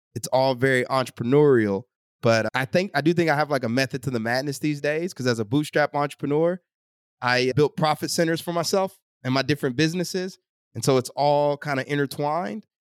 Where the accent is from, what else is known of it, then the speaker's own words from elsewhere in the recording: Texas, United States; I grew up in Texas